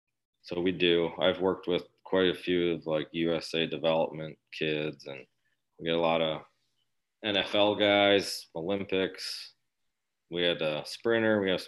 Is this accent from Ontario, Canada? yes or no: yes; Brantford, Ontario, Canada; born or raised there